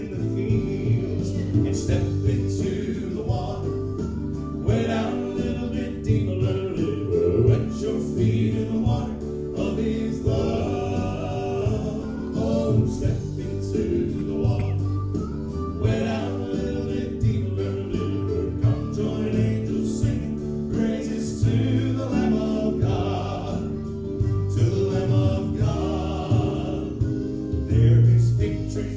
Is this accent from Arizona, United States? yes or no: no; New London, Texas, United States; now in Hattiesburg, United States; I am from New London, Texas